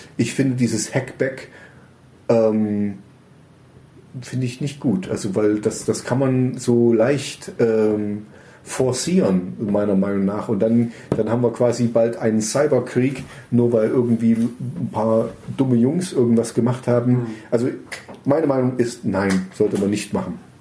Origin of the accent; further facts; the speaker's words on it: Germany; als Deutscher